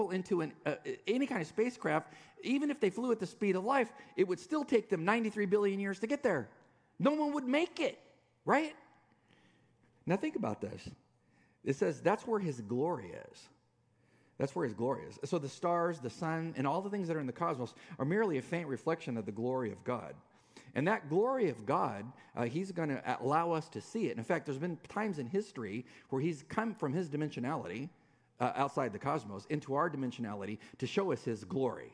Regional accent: California, United States; I'm a Californian.

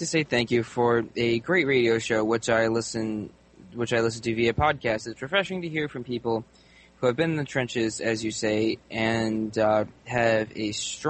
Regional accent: Cambridge, East of England, United Kingdom; now in Bangkok, Thailand; I am an Englishman from Cambridge who has always been interested in the paranormal, but since moving to Thailand, Bangkok, 12 years ago, and adopting Buddhism

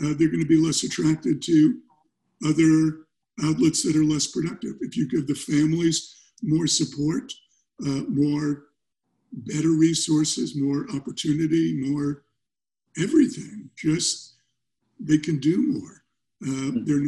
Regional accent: New York City, New York, United States; now in California, United States; I grew up in New York. I grew up in Brooklyn.

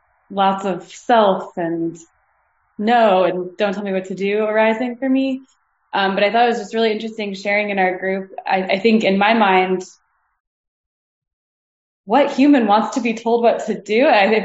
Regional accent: United States; I was born in America.

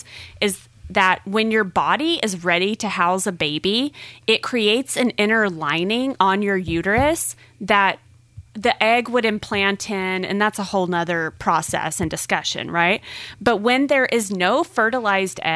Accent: the South, United States; Growing up in the South

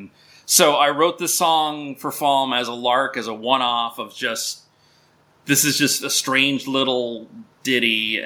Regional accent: Minnesota, United States; moved away as an adult; also born or lived in upper Midwest; we're both from Minnesota

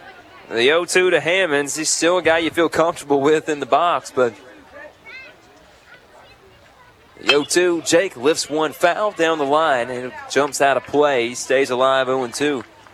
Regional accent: Wetumpka, Alabama, United States; moved away; I'm from Wetumpka. It's not like I grew up north.

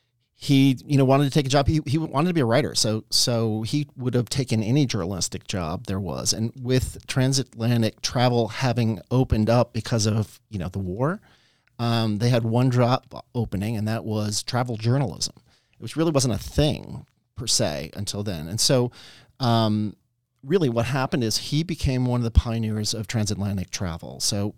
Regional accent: New York, United States; And I grew up in Westchester, New York.

